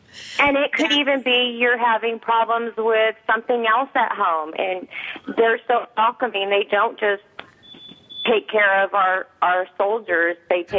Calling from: Corona, California, United States; I'm calling from Corona, California.

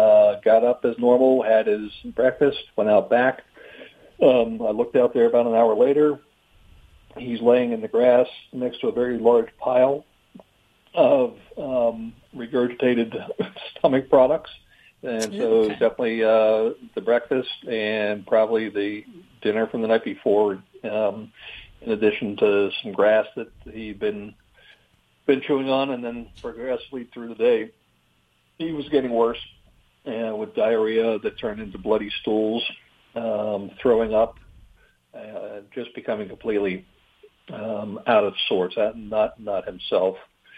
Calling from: North Carolina, United States; North Carolina.

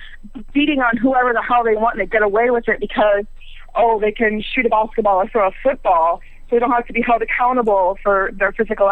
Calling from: Ohio, United States; in Ohio.

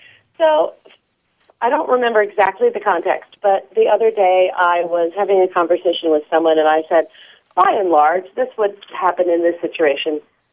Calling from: New York City, New York, United States; Hi, Grant. This is …, and I'm calling from New York City.

